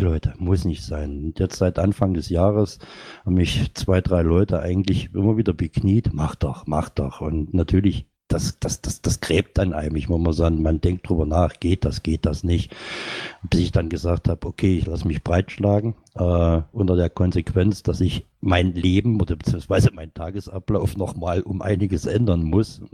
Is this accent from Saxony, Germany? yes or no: yes; Saxony, Germany; moved away; also born or lived in North Rhine-Westphalia; bin gebürtiger Sachser